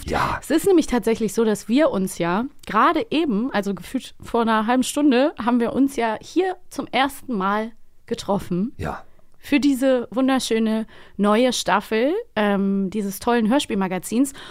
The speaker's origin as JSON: {"language": "German", "town": "Cologne", "region": "North Rhine-Westphalia", "country": "Germany", "tie": "born or raised there", "said": "Ich bin in der äh, Kinderladenzeit, so hieß das damals bei uns, in Köln, wo ich"}